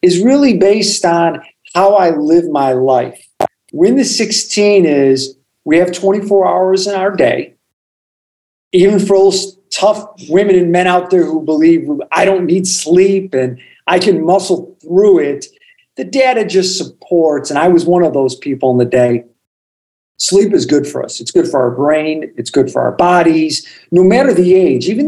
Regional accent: Chicago, Illinois, United States; I am a born, bred, raised Chicagoan. We grew up on the south side of Chicago

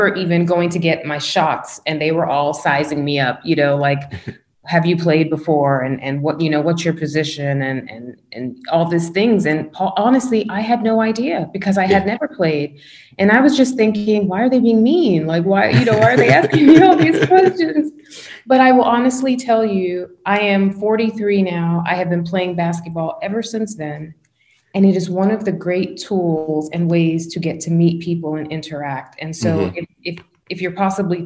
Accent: West Palm Beach, Florida, United States; also born or lived in Tallahassee; Where I grew up in West Palm

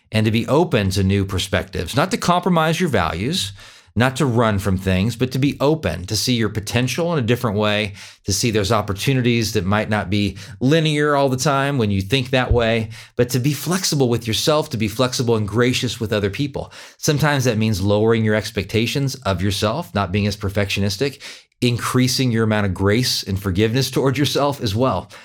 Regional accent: Sacramento, California, United States; moved away as an adult; also born or lived in Fair Oaks, California / Eugene, Oregon; now in Wichita, United States; I grew up in Sacramento, but I live in Kansas

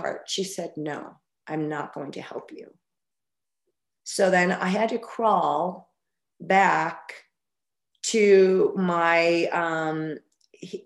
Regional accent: Albuquerque, New Mexico, United States; moved away as an adult; also born or lived in Arizona; I grew up in Albuquerque, New Mexico.

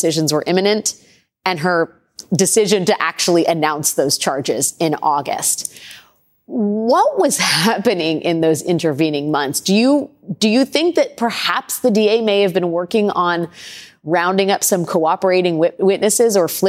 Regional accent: Washington, District of Columbia, United States; But I'm from Washington, D.C., not Ohio or Atlanta.

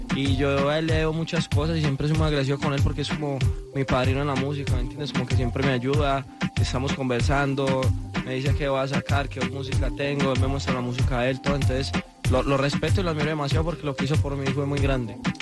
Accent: Paisa, Antioquia, Colombia; como buen paisa

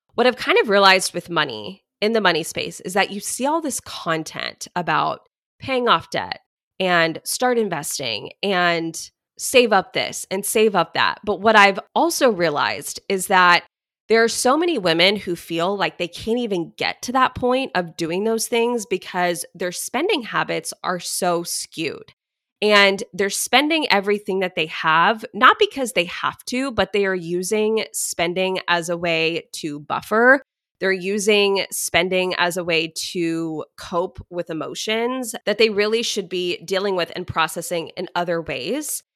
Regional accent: Dallas, Texas, United States; also born or lived in Houston; I grew up in Dallas

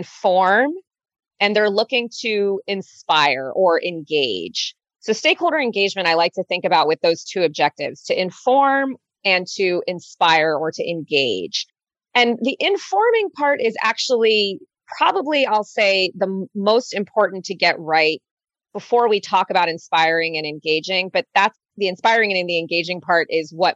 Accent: United States; also born or lived in Germany; now in New York, United States; being an American

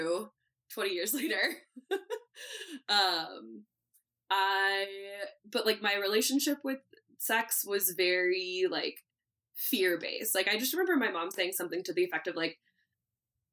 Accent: Santa Rosa, California, United States; I grew up in Northern California

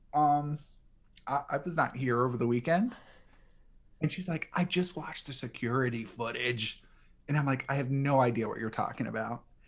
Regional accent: New Orleans, Louisiana, United States; I grew up in New Orleans

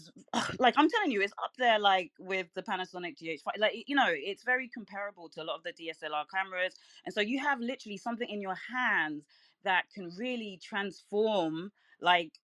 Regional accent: London, United Kingdom; now in Brooklyn, United States; I'm from London, but I live in Brooklyn

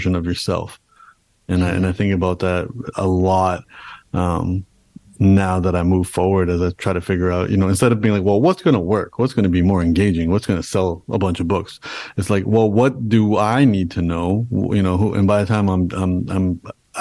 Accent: Canada; being born and raised in Canada, my parents came to Canada and then I was born in Canada

